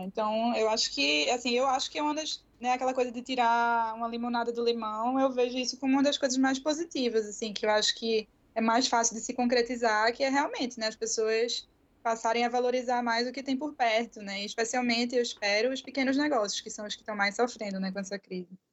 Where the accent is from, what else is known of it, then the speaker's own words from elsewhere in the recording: Recife, Pernambuco, Brazil; eu sou recifense